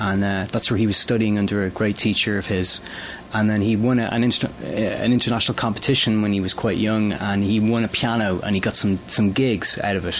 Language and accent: English; Ireland; moved away